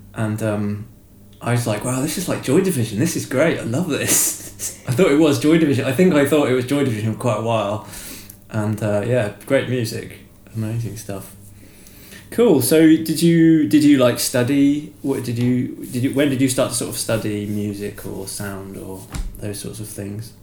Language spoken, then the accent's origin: English; Shropshire, West Midlands, United Kingdom; where I'm from in Shropshire as well, it's like farming land